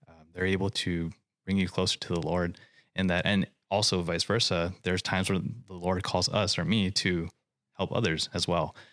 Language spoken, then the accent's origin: English; Hawaii, United States; moved away as an adult; now in California, United States; I grew up in Hawaii, and I came out here to California to go to school